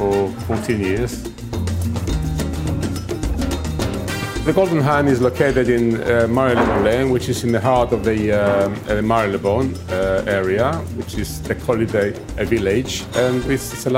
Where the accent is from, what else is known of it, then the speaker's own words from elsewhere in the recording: Cyprus; now in London, United Kingdom; I'm from Cyprus